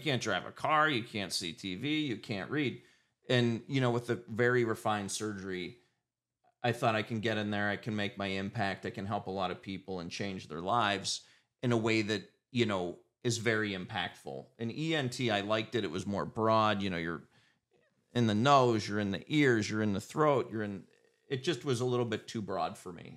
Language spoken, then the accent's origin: English; Erie, Pennsylvania, United States; born and raised in Erie.